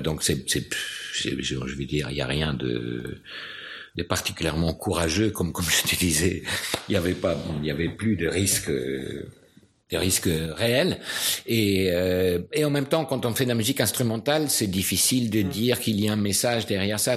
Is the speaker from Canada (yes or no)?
no; Buenos Aires, Argentina; French is a second language; moved away as an adult; now in France; quand je suis parti de Buenos Aires